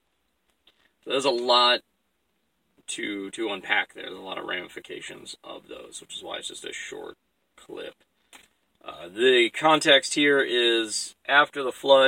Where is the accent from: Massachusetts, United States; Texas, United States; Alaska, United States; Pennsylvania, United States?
Alaska, United States; I'm from Alaska